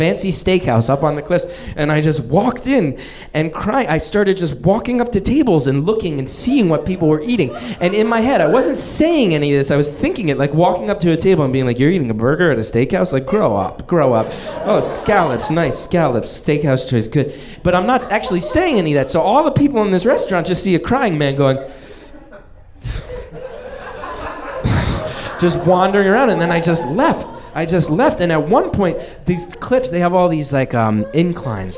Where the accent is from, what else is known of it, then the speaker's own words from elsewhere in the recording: New Jersey, United States; moved away as an adult; now in Brooklyn, United States; I live in Brooklyn now, but I grew up in New Jersey